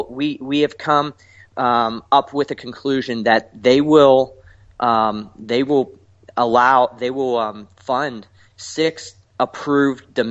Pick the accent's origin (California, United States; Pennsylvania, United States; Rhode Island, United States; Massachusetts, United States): Pennsylvania, United States; Pittsburgh